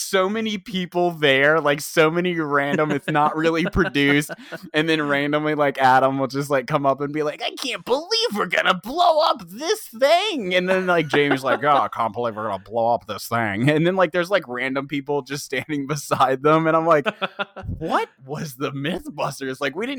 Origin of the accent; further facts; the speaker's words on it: England, United Kingdom; dude, I mean, we came from England, so yeah, perfect.